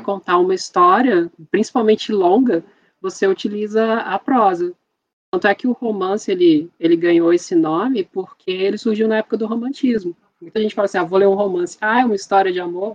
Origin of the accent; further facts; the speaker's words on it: Barra Mansa, Rio de Janeiro, Brazil; sou de uma cidade do interior do Rio de Janeiro, Barra Mansa